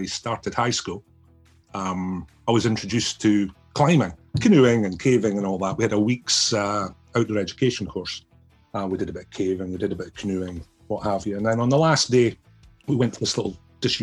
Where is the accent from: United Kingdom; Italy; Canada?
United Kingdom; Scotland; the direction for us as a kid growing up in Lothian was Lothian School's climbing club